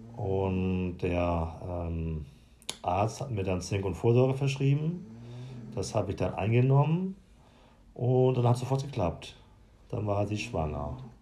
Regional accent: Lüneburg Heath, Lower Saxony, Germany; bin wieder aufgewachsen auf dem Dorf

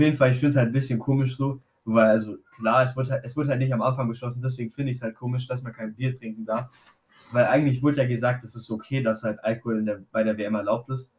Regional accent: Germany; bei uns in Deutschland

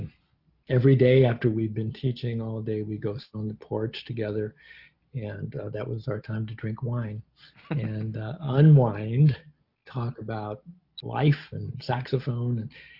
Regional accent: United States; But as an American wishing to go to the Eastern Bloc in the 1980s, it wasn't easy.

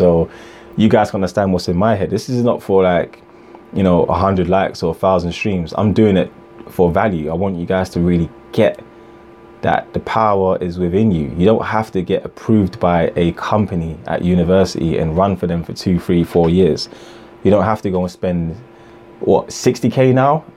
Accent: Ghana; I'm from Ghana as well

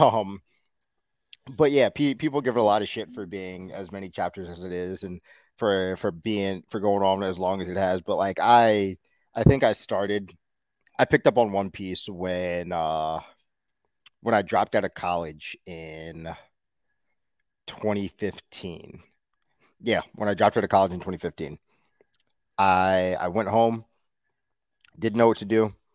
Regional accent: New York City, New York, United States; I'm from Queens

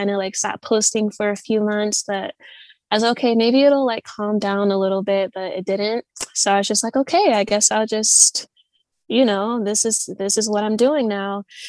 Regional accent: Midwest, United States; I'm from the Midwest. I'm, you know, and I feel like a lot of the times people from the Midwest, we're just very like laid back, like we're very chill.

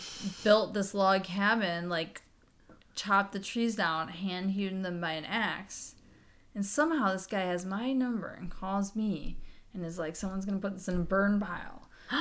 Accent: Michigan, United States; I'm born and raised in Michigan.

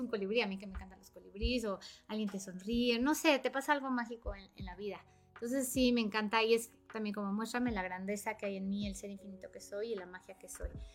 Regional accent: Aguascalientes, Mexico; moved away as an adult; now in Cuernavaca, Mexico; yo soy originaria de Aguascalientes, aunque ya radico aquí en Cuernavaca hace ya para 14 años

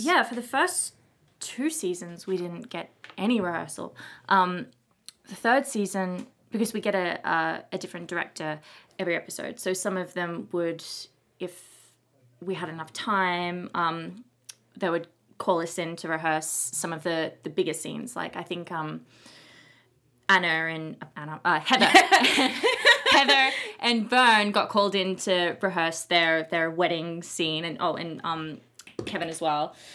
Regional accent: Australia; moved away; I'm from Australia

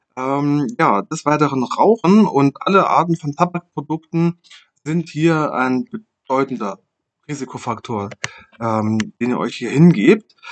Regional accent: Germany; bei uns in Deutschland

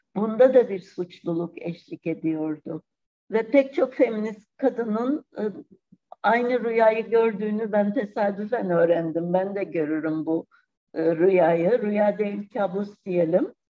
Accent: Cyprus; Kıbrıs'ta yaşananları e, küçük çok küçük yaşta bunları yaşadım yani 63 ve 74'ü.

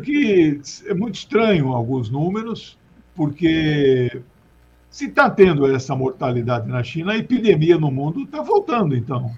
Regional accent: Brazil; eu também nasci em Mato Grosso, depois foi dividido

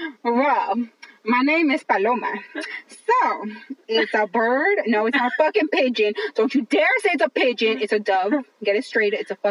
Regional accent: Los Angeles, California, United States; first language English; I grew up in East LA. I grew up in East Los Angeles.

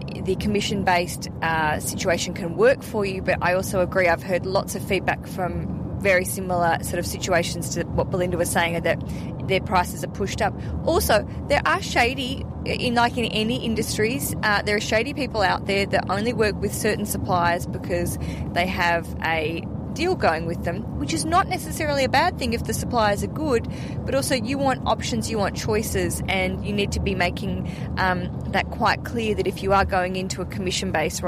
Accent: Australia; We're Australian.

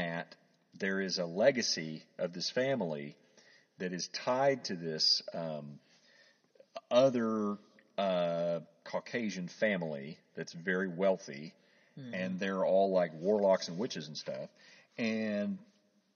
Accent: Oklahoma, United States; I grew up in Oklahoma

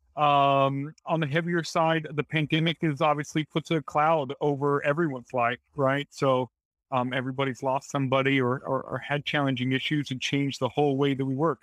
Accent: Springfield, United States; also born or lived in Bentonville; I'm from Springfield

